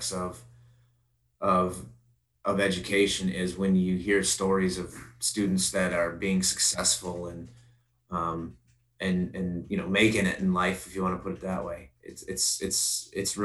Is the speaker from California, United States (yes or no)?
no; Princeton, Illinois, United States; I'm born and raised here and graduated high school here